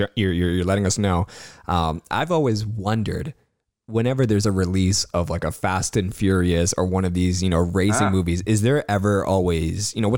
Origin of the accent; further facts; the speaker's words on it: Cambridge, Ontario, Canada; I'm from Cambridge